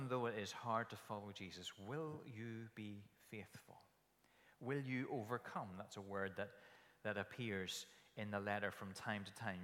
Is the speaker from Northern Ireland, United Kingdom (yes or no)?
yes; Kilkeel, Northern Ireland, United Kingdom; When I grew up in Kilkeel, as a little aside, I went to a Sunday school in the Alfred Eady Hall